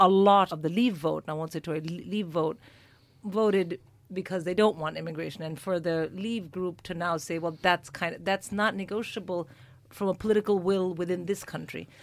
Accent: India; moved away as an adult; now in United Kingdom; an Indian born and raised comic

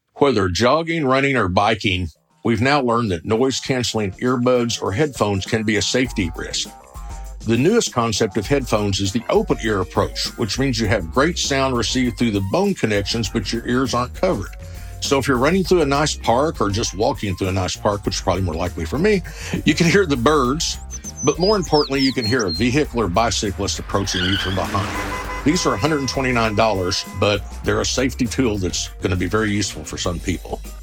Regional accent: Oklahoma, United States; I'm from the Sooner State, Oklahoma, where the wind comes sweeping down the plains

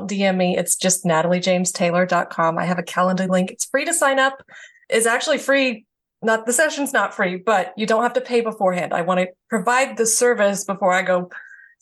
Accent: Georgia, United States; moved away as an adult; also born or lived in the South; now in California, United States; moving across the country because I'm from Georgia

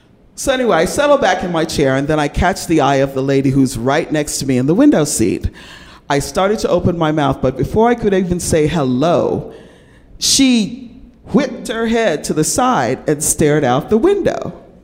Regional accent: New York, United States; moved away as an adult; now in California, United States; Ever since I was a kid growing up in New York, I've been surrounded by a really diverse and beautiful circle of people. Both of my parents were from the West Indies, Jamaica to be exact. Growing up in New York, we first lived in what is called the Projects.

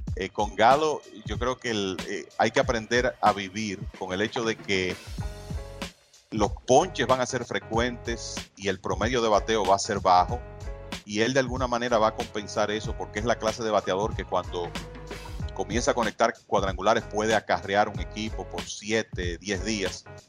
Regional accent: Dominican Republic; como dominicano y latino

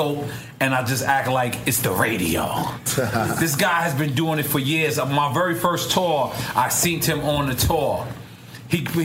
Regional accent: New York City, New York, United States; I was a kid from Queens

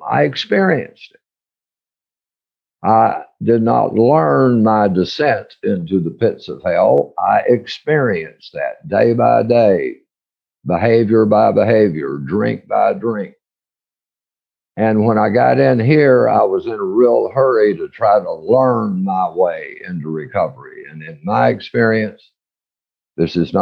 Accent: Odessa, Texas, United States; I was raised out in West Texas in Odessa

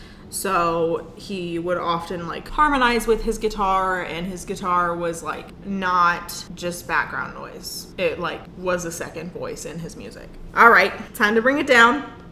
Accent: the South, United States; accent: Southern; My southern accent has turned them off.

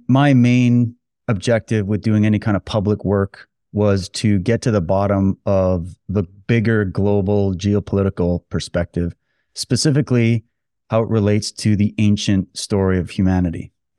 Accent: Canada; I'm not a Jewish person. I'm not a Muslim person. I'm just a Canadian guy born and raised here.

